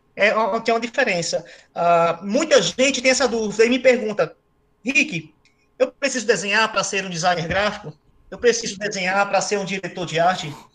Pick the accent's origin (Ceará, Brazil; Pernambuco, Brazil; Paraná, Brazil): Pernambuco, Brazil; Recife; moved away as an adult; now in São Paulo, Brazil; Sou recifense, raiz.